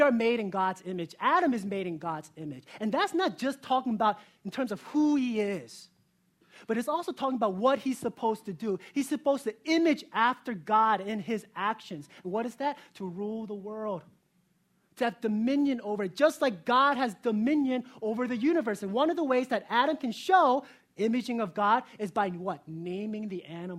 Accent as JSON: {"language": "English", "country": "South Korea", "tie": "born or raised there", "moved": "yes", "said": "I was born in South Korea"}